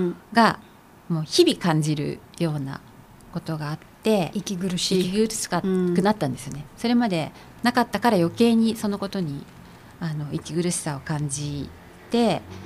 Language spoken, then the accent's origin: Japanese; Takasaki, Gunma, Japan; 私は群馬県の高崎の生まれで。